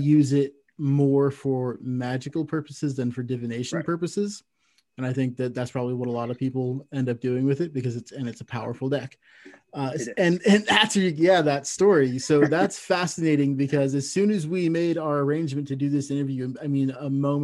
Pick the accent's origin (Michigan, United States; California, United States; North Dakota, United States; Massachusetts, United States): California, United States; Santa Cruz; also born or lived in Reno, Nevada; now in Ontario, Canada; I used to live in Reno, and I grew up in Santa Cruz, California